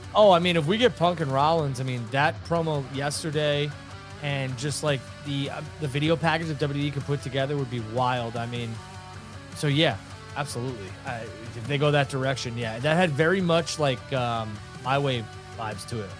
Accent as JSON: {"language": "English", "region": "New York", "country": "United States", "tie": "born or raised there", "said": "growing up in New York"}